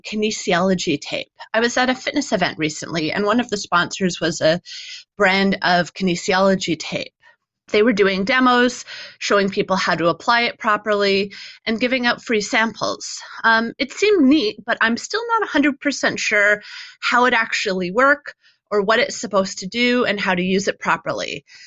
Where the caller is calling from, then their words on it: Toronto, Ontario, Canada; I'm calling from Toronto, Canada